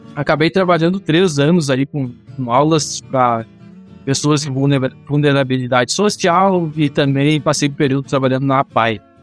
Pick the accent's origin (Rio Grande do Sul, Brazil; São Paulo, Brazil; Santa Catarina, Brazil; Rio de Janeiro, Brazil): Rio Grande do Sul, Brazil; Júlio de Castilhos; eu sou do Rio Grande do Sul, de uma cidade chamada Júlia de Castilhos, uma cidade do interior aqui com 20 mil habitantes